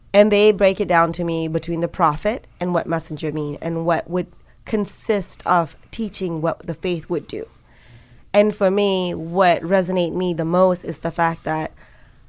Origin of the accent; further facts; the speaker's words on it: Malaysia; when I was growing up in Malaysia